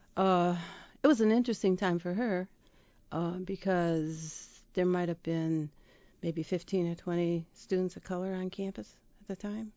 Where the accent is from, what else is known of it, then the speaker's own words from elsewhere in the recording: Dowagiac, Michigan, United States; I grew up in Dwajak